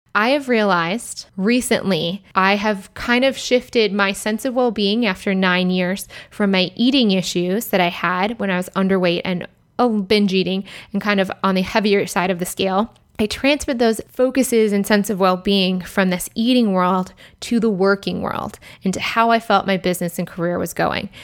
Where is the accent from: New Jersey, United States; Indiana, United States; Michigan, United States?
Michigan, United States; moved away as an adult; also born or lived in Ann Arbor, Michigan / Chicago, Illinois; now in Austin, United States; I grew up in Michigan